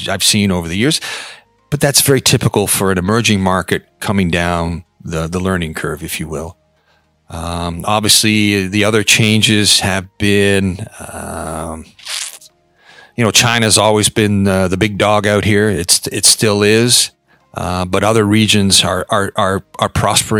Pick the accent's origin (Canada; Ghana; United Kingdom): Canada; moved away as an adult; now in Hong Kong; I'm Canadian, so I came here originally out with the Bombardier Business